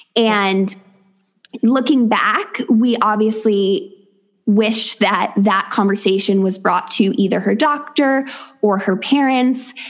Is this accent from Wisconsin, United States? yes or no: no; upstate New York, United States; moved away as an adult; also born or lived in West Virginia / Thailand; now in Weston-super-Mare, United Kingdom; I'm originally from upstate New York, and I now live in the southwest of England in a tiny seaside town in Weston super Mare.